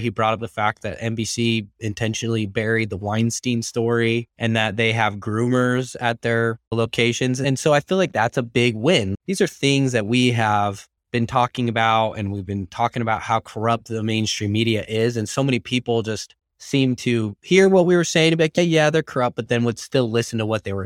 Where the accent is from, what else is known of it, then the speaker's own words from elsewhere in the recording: Arizona, United States; moved away; also born or lived in Utah; my home state of Arizona